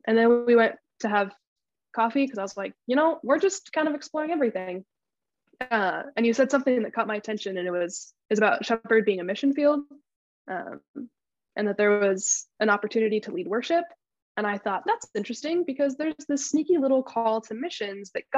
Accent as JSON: {"language": "English", "town": "Boise", "region": "Idaho", "country": "United States", "tie": "born or raised there", "also_born_or_lived": "Nampa, Idaho", "moved": "as an adult", "said": "I'm originally from Boise, Idaho. Went to college at Northwest Nazarene University in Nampa, which is about 30 minutes away from my hometown"}